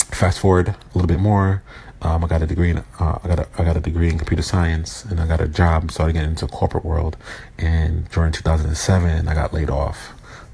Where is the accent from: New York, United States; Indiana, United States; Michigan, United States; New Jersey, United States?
New York, United States; New York City; I was born in Brooklyn, New York in 1980, September 12th.